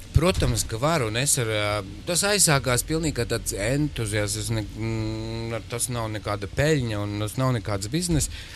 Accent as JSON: {"language": "Latvian", "town": "Smiltene", "region": "Smiltene Municipality", "country": "Latvia", "tie": "born or raised there", "moved": "yes", "lives_now": "Riga, Latvia", "said": "mana dzimtā pilsēta, kur es aizvien braucu, tā ir smiltene"}